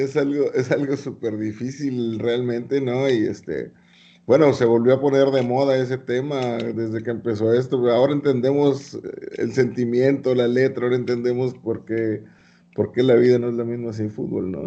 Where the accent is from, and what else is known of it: Mexico